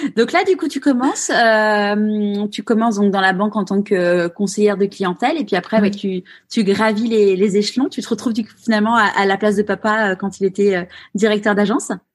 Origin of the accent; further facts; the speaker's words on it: Paris, Île-de-France, France; moved away as an adult; now in Marseille, France; je suis née à Paris, mais c'est vrai que je me suis évadée